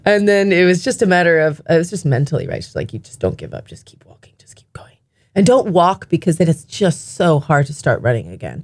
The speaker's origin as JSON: {"language": "English", "country": "Japan", "tie": "born or raised there", "said": "growing up in Japan"}